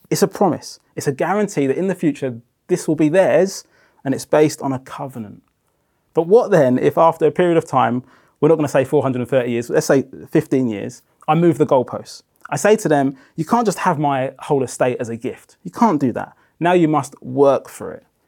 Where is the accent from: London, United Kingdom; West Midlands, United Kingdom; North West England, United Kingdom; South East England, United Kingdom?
South East England, United Kingdom; Brighton; moved away; also born or lived in Democratic Republic of Congo; I was pretty much raised on the south coast of England in Brighton